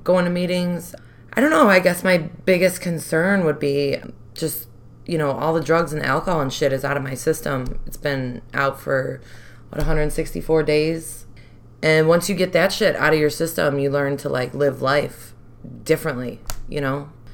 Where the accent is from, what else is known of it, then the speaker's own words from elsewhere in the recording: Chicago, Illinois, United States; I was born and raised Rogers Park